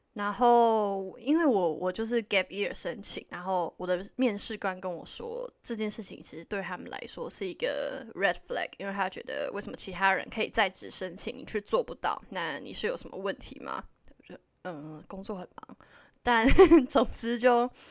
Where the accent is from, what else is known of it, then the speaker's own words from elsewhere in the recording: Taiwan; moved away as an adult; now in Vancouver, Canada; 我们是台湾人